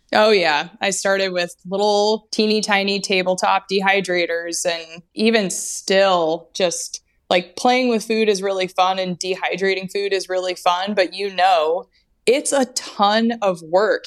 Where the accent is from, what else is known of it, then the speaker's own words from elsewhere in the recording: Anchorage, Alaska, United States; also born or lived in Bellingham, Washington; I was born and raised in Alaska